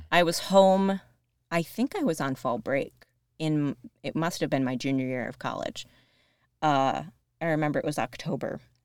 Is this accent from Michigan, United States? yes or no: no; Rochester, Buffalo area, New York, United States; moved away as an adult; also born or lived in Princeton, New Jersey; I'm from the Rochester, Buffalo area